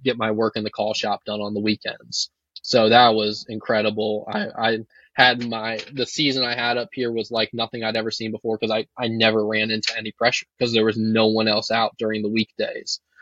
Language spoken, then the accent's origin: English; Virginia, United States; moved away as an adult; now in North Dakota, United States; I'm from Virginia